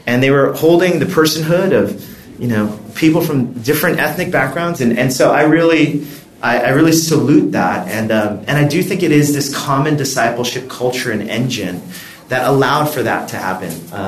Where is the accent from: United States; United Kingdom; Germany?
United States; Los Angeles, California; I grew up in Los Angeles with a lot of Mexican-Americans.